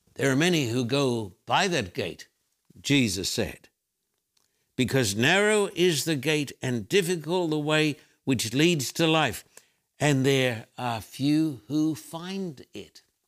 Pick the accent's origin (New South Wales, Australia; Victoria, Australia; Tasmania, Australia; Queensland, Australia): Queensland, Australia; Brisbane; When I was a little boy growing up in Brisbane, Australia